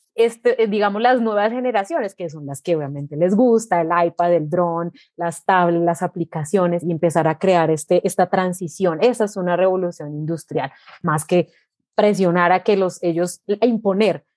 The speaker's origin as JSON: {"language": "Spanish", "town": "Armenia", "region": "Quindío", "country": "Colombia", "tie": "born or raised there", "said": "Yo nací en Armenia, mi familia, eh, mis padres, mis abuelos, todos son del eje cafetero"}